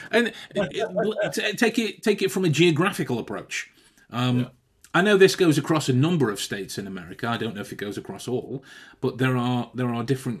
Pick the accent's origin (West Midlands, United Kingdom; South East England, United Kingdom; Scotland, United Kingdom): West Midlands, United Kingdom; Stoke-on-Trent; That's me loathing the fact that I'm from Stoke. And I want to work extra hard to make sure that I don't sound like I'm from there